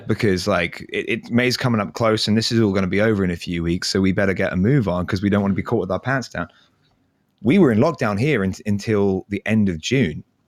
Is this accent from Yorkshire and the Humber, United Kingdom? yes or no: no; Canterbury, South East England, United Kingdom; now in Ontario, Canada; back to my hometown of Canterbury